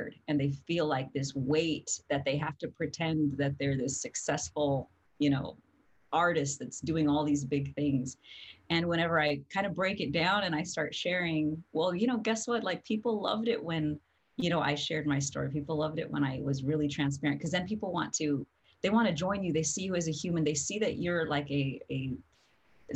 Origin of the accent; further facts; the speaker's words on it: New Mexico, United States; I come from New Mexico, and now I've been all over the world.